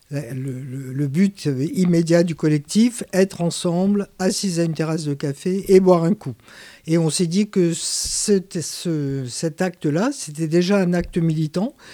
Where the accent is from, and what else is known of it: Algeria; born or raised there; now in Aubervilliers, France